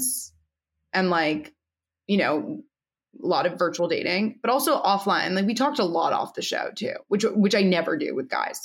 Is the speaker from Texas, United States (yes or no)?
no; New York, United States; I grew up in New York.